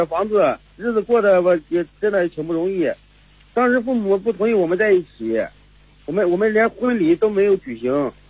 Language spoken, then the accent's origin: Chinese; Heze, Shandong, China; 我来自山东。山东菏泽，